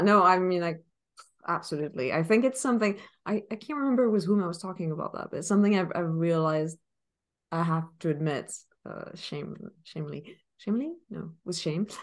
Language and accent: English; Paris, Île-de-France, France; moved away; I come from Paris.